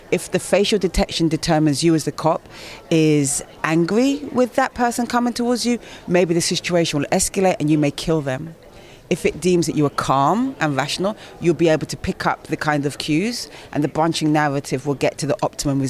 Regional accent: United Kingdom; I'm black British

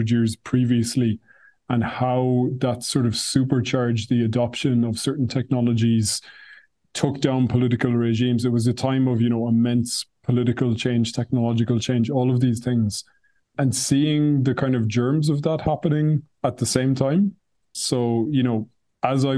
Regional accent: Ireland; now in Brussels, Belgium; I'm Irish, but I'm based in Brussels

